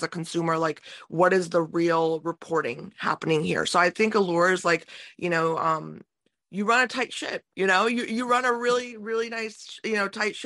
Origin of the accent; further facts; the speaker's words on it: United States; growing up in America